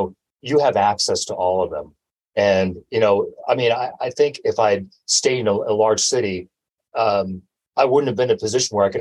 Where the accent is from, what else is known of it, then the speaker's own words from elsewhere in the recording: Texas, United States; also born or lived in San Diego, California; now in Humboldt County, United States; I'm always a Texan, even though I was born in San Diego. But all my formative years in education, everything was in Texas